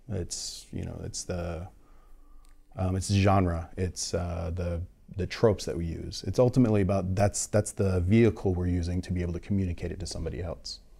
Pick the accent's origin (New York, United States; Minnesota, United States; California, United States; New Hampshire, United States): California, United States; No, I'm from, like I'm from the Bay Area.